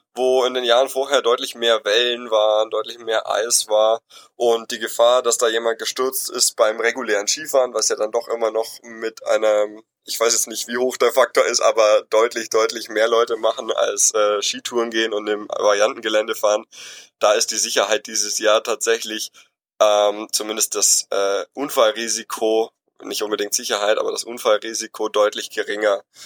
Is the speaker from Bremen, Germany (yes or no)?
no; Allgäu, Bavaria, Germany; Ich komme selber aus dem Allgäu, also ganz im Süden von Deutschland in Bayern